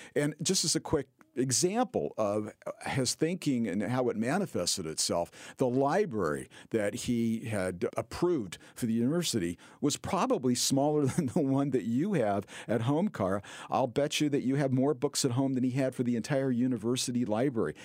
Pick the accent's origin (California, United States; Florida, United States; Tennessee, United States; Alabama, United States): California, United States; being a Californian